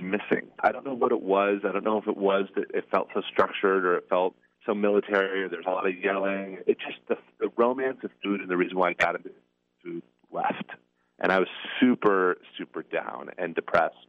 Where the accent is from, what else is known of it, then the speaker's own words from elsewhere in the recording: Seattle, Washington, United States; moved away as an adult; also born or lived in Connecticut; I'm originally from Seattle, Washington